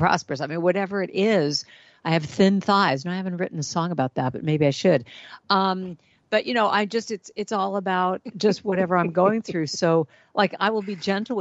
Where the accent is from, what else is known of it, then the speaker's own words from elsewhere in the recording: Los Angeles, California, United States; that was my life all growing up in Hollywood